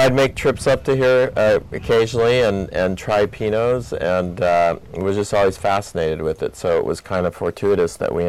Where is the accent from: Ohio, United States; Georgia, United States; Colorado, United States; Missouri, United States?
Colorado, United States; moved away as an adult; also born or lived in Napa Valley, California; now in Oregon, United States; I went to school at University of Oregon, but I'm from Colorado, and I graduated in 1979